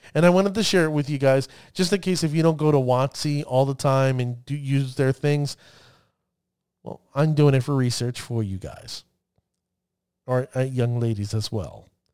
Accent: New Jersey, United States; accent: New Jersey; my New Jersey accent.

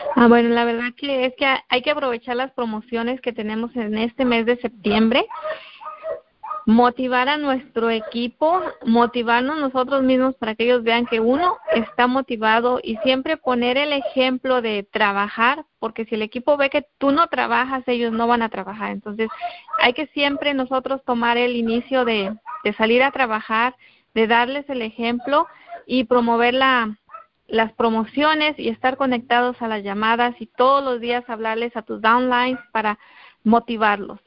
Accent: Guerrero, Mexico; moved away; yo soy de, del estado de Guerrero, de México, estado de Guerrero

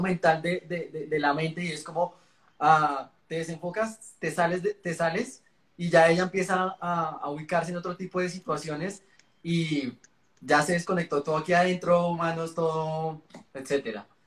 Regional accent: Colombia; como colombiano

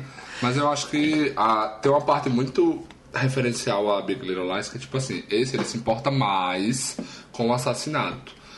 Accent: Taquara, Brazil; moved away; also born or lived in Traipu; eu morei lá durante 18 anos da minha vida

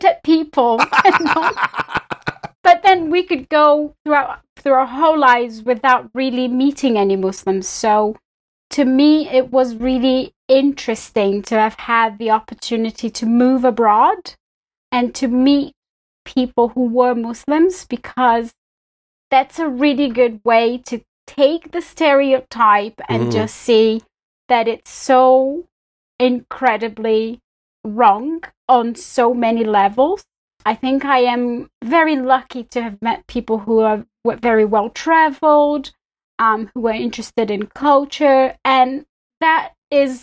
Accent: Belo Horizonte, Minas Gerais, Brazil; English is a second language; moved away as an adult; now in United Kingdom; I'm originally from Brazil. It's where I grew, where I was born and I grew up

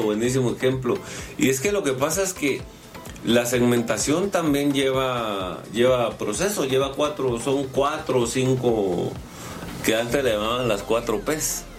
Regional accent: Guatemala; yo soy Chapín

